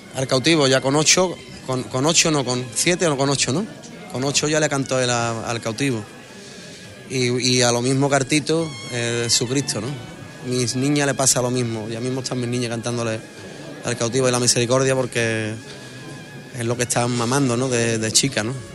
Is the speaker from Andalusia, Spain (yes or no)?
yes; Huelva, Andalusia, Spain; en mi barrio, yo me crié aquí con mi abuela